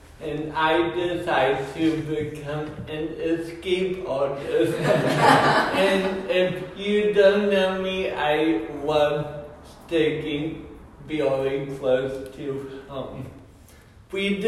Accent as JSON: {"language": "English", "region": "Colorado", "country": "United States", "tie": "born or raised there", "moved": "yes", "said": "I grew up in Colorado"}